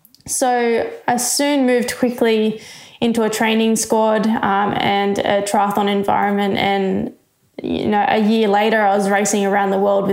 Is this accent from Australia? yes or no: yes; New South Wales, Australia; I loved the water. So I grew up as a swimmer.